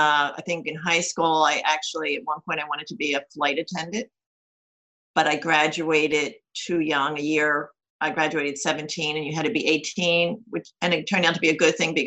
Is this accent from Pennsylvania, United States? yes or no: yes; Levittown, Pennsylvania, United States; also born or lived in Philadelphia; Well, physically, I was born in Philadelphia Hospital, but I grew up in Levittown, Pennsylvania. And I was pretty traditional, working class to middle class upbringing